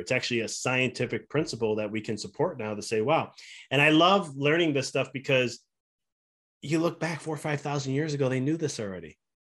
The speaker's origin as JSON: {"language": "English", "town": "Chicago", "region": "Illinois", "country": "United States", "moved": "as an adult", "lives_now": "Knoxville, United States", "said": "We're from Chicago originally, and we moved to Knoxville, Tennessee."}